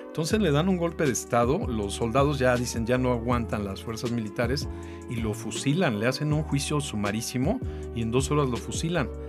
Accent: Mexico

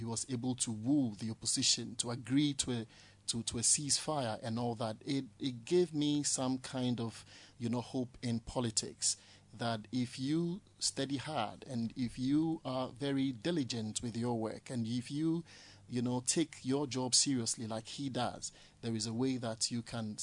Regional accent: Accra, Greater Accra, Ghana; I grew up in Ablekuma Central constituency. I lived in New Russia as a child

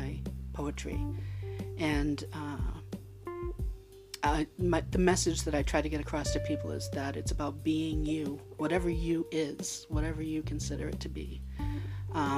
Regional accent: Malden, Massachusetts, United States; also born or lived in Hawaii; I was born and raised in Malden, lived in Hawaii for 10 years

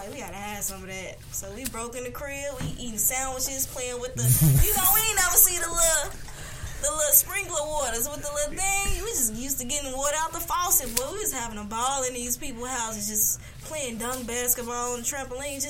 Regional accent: Chicago, Illinois, United States; moved away as an adult; also born or lived in California; I'm from Chicago. I just lived in California

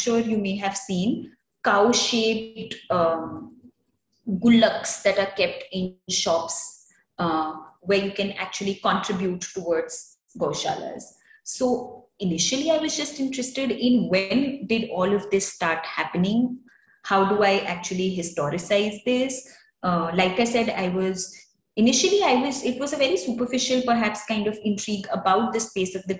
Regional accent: Faridabad, Haryana, India; moved away; also born or lived in Mumbai; I wasn't born there, but I was raised there for most part, enough for me to think that I was born there. It's a town that I've grown up

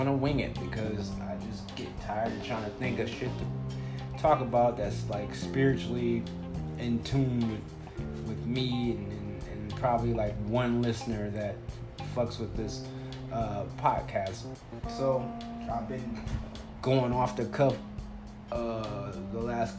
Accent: Compton, California, United States; now in Phoenix, United States; I'm a 9-year comedian in Phoenix, Arizona, but I'm originally from the Compton, California area

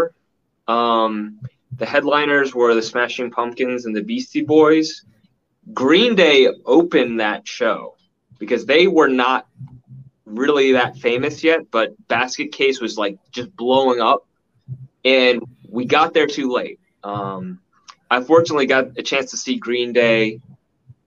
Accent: Maryland, United States; also born or lived in Washington, D.C. area; I grew up in Maryland, but lived in the vicinity of DC for my whole life.

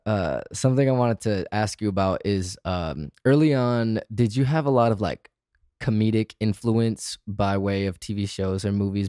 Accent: Michigan, United States; moved away; also born or lived in Arizona; I grew up in Michigan, got sick of my hometown, and left to the desert.

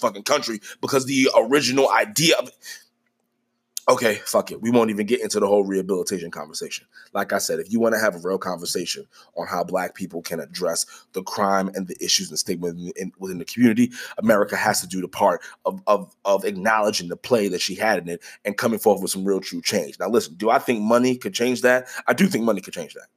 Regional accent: United States; I am Black. I am American.

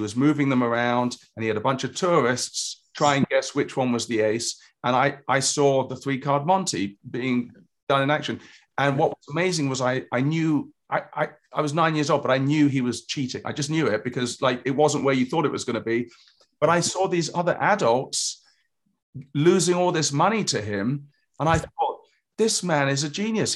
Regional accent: England, United Kingdom; moved away; I grew up in England

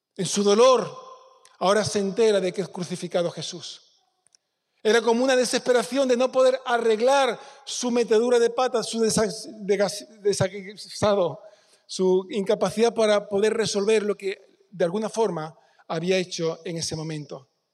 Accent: Peñarroya-Pueblonuevo, Andalusia, Spain; Yo soy cordobés. Nací en Peñarroya. Sé mi lugar de origen

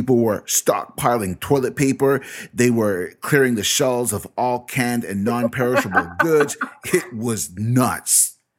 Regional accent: Canada; I mean, it's January, and January, in my many years and experience as a Canadian, is one of the coldest months of the year

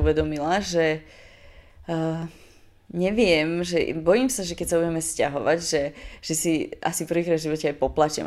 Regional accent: Trnava, Trnava Region, Slovakia; moved away as an adult; now in Bratislava, Slovakia; pochádzam z Trnavy

